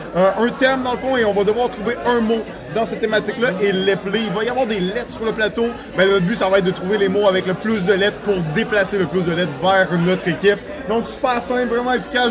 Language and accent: French; Quebec, Canada